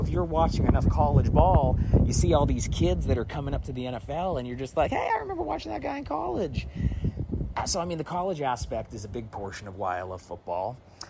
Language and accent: English; Seattle, Washington, United States; born or raised there